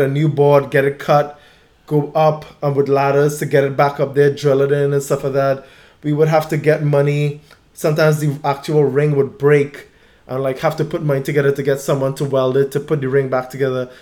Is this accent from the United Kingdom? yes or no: no; Trinidad & Tobago; also born or lived in Baltimore; now in San Diego, United States; growing up in my neighborhood in Trinidad, I spent an enormous amount of time on the basketball court